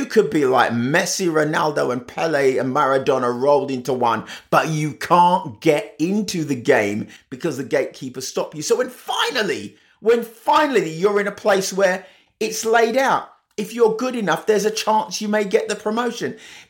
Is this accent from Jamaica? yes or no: yes; Jamaica; moved away; new to a country, which mum was obviously because she immigrated from Jamaica, and I was because I immigrated from Jamaica